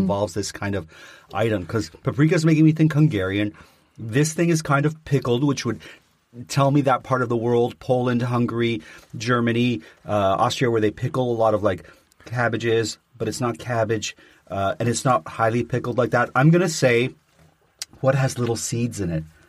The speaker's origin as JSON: {"language": "English", "country": "Canada", "said": "I'm Canadian."}